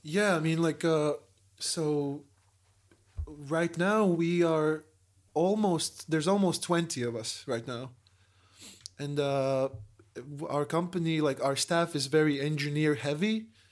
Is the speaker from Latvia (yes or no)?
yes; Latvia; We're tourists from Latvia